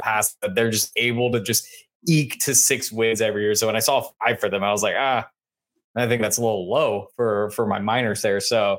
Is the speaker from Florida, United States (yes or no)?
yes; Jacksonville, Florida, United States; I'm from Jacksonville. Florida